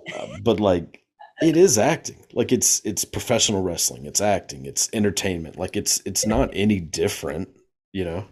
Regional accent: the South, United States; I grew up like in the South, so like super Bible Belt

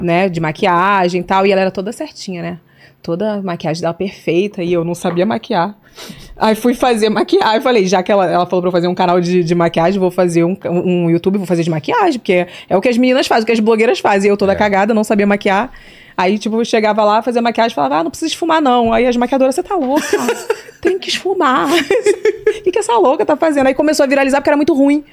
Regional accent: Rio de Janeiro, Brazil; Nasci no Rio de Janeiro, na Pavuna, Zona Norte, um bairro carente

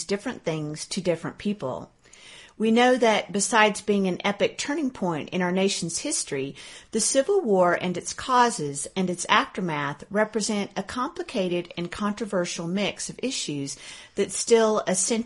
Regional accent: Arkansas, United States; also born or lived in Kentucky; now in Colorado, United States; I'm from Arkansas

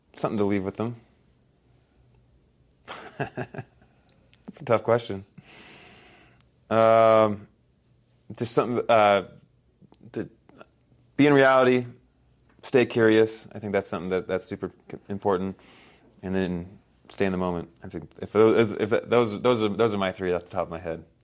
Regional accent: Palo Alto, California, United States; moved away; also born or lived in Guatemala; we grew up in Palo Alto, California, which is a bubble

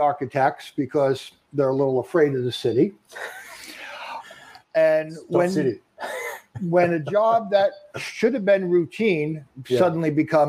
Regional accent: Long Island, New York, United States; Born and raised on Long Island.

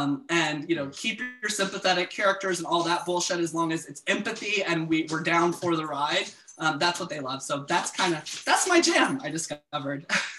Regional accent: the South, United States; as a queer man, I grew up closeted in the South

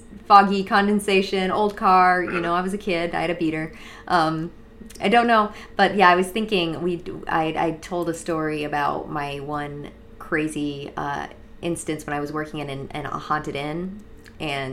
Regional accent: Western Massachusetts, United States; now in Florida, United States; I grew up in Western Massachusetts, and it's old and it's creepy

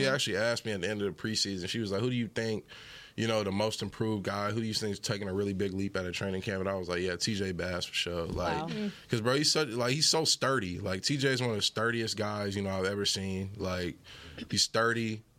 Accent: Fort Worth, Texas, United States; I grew up in Fort Worth, went to North Crowley. Yeah. You know, I've been around this my whole life. And now, you know, I'm my hometown team's number one pick.

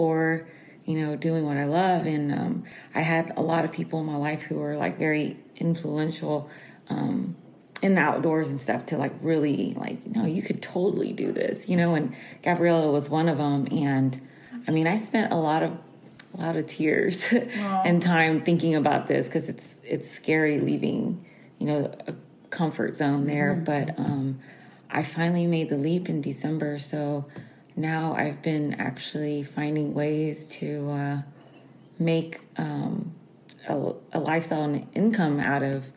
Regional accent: Houston, Texas, United States; I'm from Houston, Texas

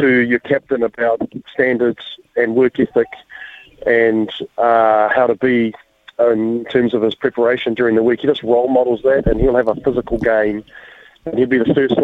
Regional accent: Auckland, New Zealand; now in Hawke's Bay, New Zealand; I'm born and bred in Henderson and West Auckland

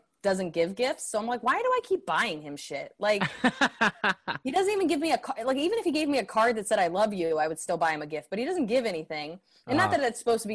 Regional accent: New Jersey, United States; moved away as an adult; also born or lived in Bronx, New York; now in New York, United States; I was in Central Jersey from 1 to 18.

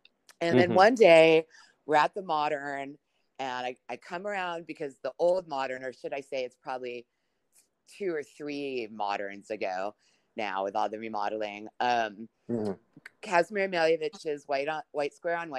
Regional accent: New York, United States; when I was growing up in New York, you know, my parents were divorced

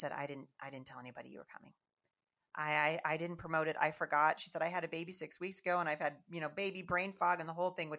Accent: Washington, United States; we are from Washington State, never been in the South

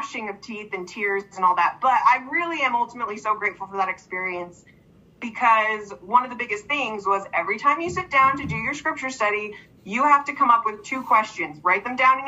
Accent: East Coast, United States; I grew up on the East Coast.

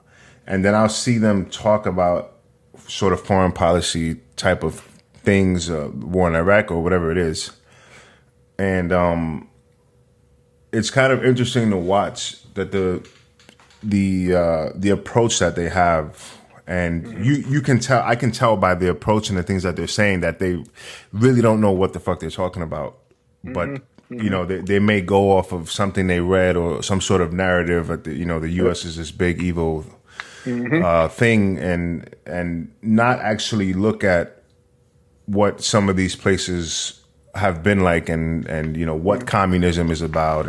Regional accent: New York City, New York, United States; And, so I grew up in New York, in Manhattan specifically.

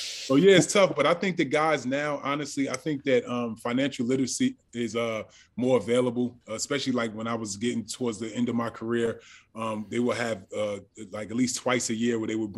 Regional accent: Orange, New Jersey, United States; I grew up in Orange, New Jersey

